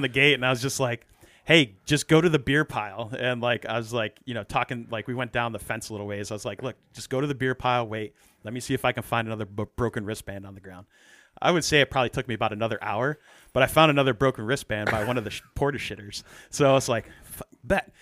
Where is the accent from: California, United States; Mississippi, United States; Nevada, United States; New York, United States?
New York, United States; growing up in New York